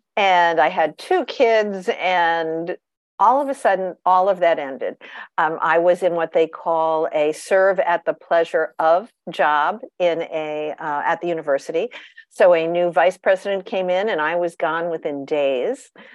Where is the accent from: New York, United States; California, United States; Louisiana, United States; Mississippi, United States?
New York, United States; Long Island; I grew up on Long Island, New York